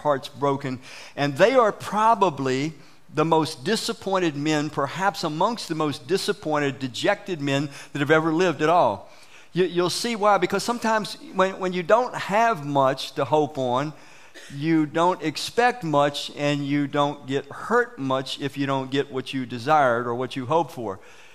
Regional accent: Washington, District of Columbia, United States; When we were kids growing up in Southeast Washington, D.C., all of us came from broken homes

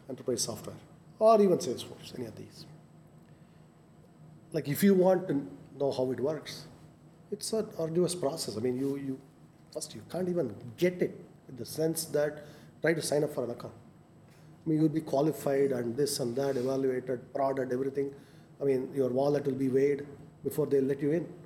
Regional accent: India; I mean, we are Indian. I mean, we are here.

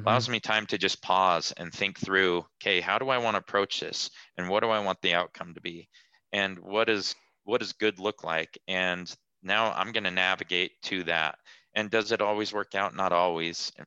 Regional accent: Salt Lake City, Utah, United States; I'm from Salt Lake City, Utah.

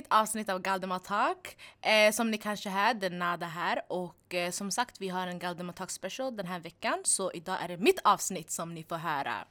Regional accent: Stockholm, Stockholm County, Sweden; Jag är 20 år gammal. Jag är från Tensta.

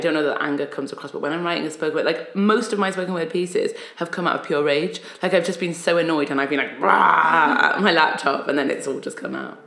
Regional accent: Newcastle upon Tyne, North East England, United Kingdom; also born or lived in Egypt; I was born in Egypt, came to England when I was about five, and then grew up in Newcastle upon Tyne

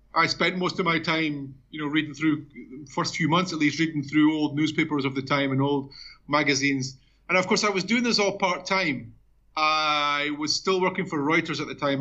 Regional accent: Edinburgh, Scotland, United Kingdom; moved away as an adult; also born or lived in Mexico; now in Brazil; I'm a Scotsman. Obviously, I was born in Edinburgh.

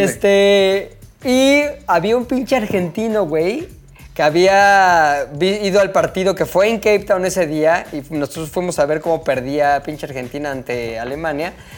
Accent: Mexico; me salió lo mexa

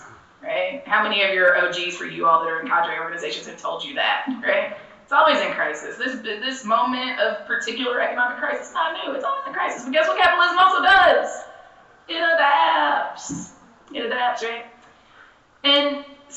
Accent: the South, United States; being born and raised as a Southerner

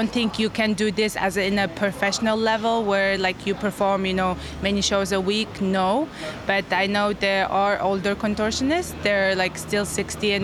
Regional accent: Mongolia; I'm a contortionist at Totem, and I'm from Mongolia

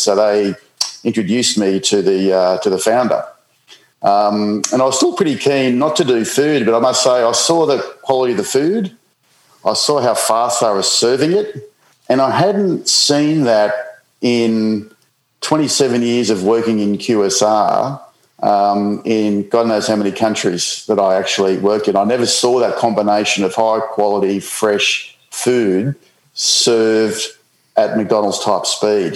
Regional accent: Coffs Harbour, New South Wales, Australia; moved away as an adult; also born or lived in New Zealand / Middle East / United Kingdom; growing up in Coffs Harbour

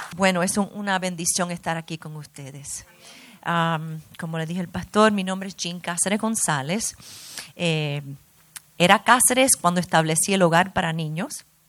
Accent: New York, United States; also born or lived in Brazil; now in Miami, United States; yo me crié en Nueva York, nací en Nueva York, vine aquí a Miami

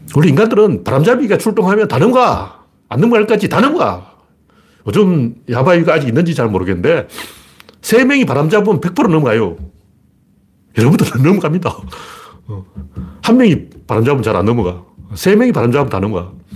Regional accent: Gyeongju, North Gyeongsang, South Korea; now in Seoul, South Korea; 제가 어릴 때 경주에서 자랐기 때문에

